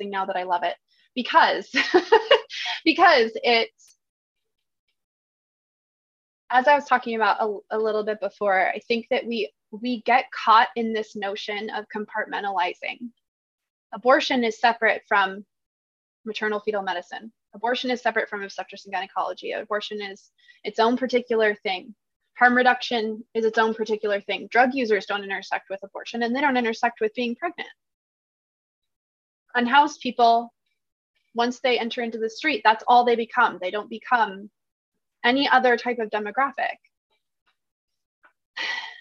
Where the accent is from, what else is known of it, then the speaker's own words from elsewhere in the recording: Washington, United States; moved away as an adult; now in Eugene, United States; I grew up in Washington State and in a really rural area. And then I moved to Eugene, Oregon about 5 or 6 years ago